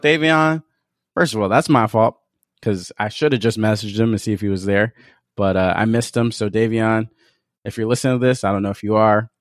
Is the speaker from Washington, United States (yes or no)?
yes; Seattle, Washington, United States; it's in my hometown, so it's just a 20 minute walk away